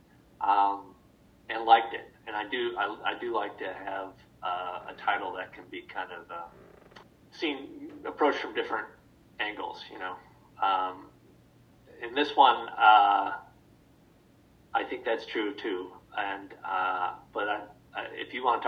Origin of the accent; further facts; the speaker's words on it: Midwest, United States; being a Midwesterner myself